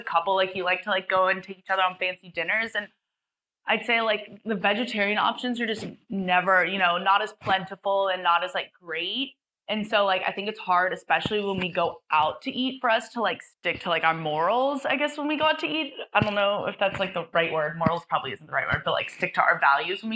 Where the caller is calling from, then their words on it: Sydney, New South Wales, Australia; I'm 21 and I'm calling from Sydney, Australia